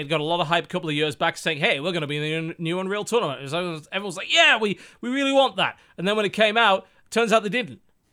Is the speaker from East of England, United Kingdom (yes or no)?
no; Gateshead, North East England, United Kingdom; moved away; I came from Gateshead.